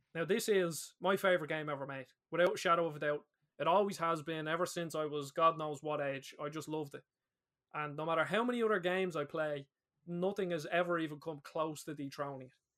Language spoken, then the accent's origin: English; Ireland; We're both Irish lads